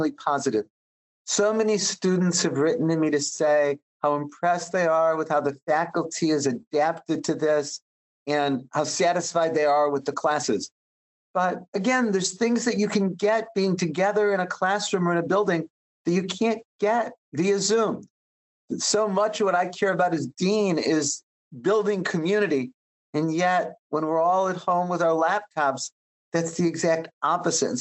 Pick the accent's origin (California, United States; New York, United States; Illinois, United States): Illinois, United States; Chicago; I grew up in Chicago on the far south side